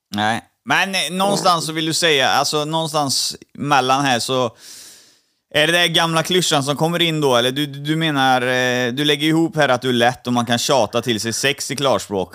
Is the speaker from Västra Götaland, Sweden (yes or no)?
yes; Trollhättan, Västra Götaland, Sweden; Jag är uppvuxen i Halvorstorp